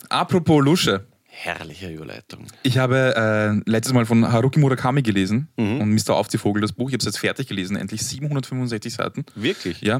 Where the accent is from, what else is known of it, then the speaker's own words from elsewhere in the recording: Vienna, Austria; Wir kommen aus einem Arbeiterbezirk, aus Arbeitervierteln und haben entsprechenden, einen entsprechenden Sprachgebrauch und manchmal, um ähm, in anderen Situationen oder in anderen Kontexten nicht zu sehr den Floridsdorfer oder wo auch immer man herkommt äh, heraushängen zu lassen